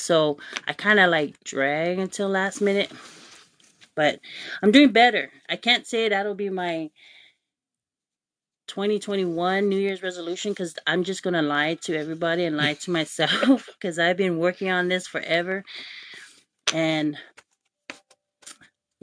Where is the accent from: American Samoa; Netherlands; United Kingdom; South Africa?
American Samoa; also born or lived in Utulei; growing up in American Samoa, every time when I went to Samoana High School